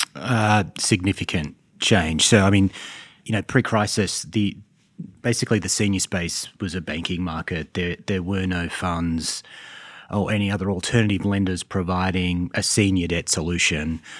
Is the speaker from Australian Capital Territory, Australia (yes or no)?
no; Sydney, New South Wales, Australia; moved away as an adult; now in Charlotte, United States; So in Sydney.